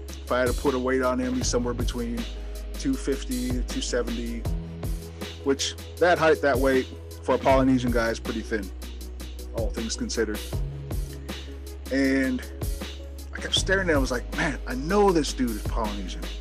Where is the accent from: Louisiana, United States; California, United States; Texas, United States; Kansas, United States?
Texas, United States; I'm like, I'm from Texas.